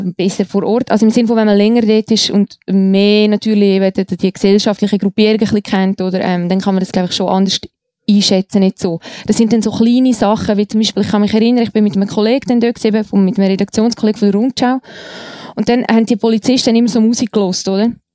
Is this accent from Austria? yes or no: no; Eastern Switzerland, Switzerland; Ich komme aus einem alten Eigenossen Untertanengebiet in der Ostschweiz.